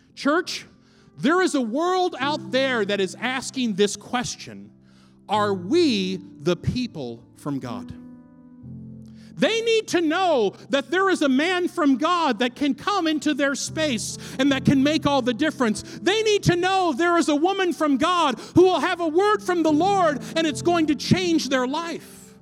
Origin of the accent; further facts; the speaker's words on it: Fort Knox, Kentucky, United States; also born or lived in Los Angeles, California; now in Minneapolis, United States; I'm from Kentucky. My hometown is Fort Knox, Kentucky